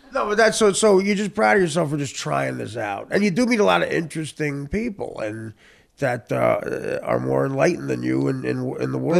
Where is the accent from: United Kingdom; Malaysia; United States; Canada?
United States; New Jersey; the town I grew up in in North Jersey is eight miles from like this progressive, unbelievable New, uh, New York City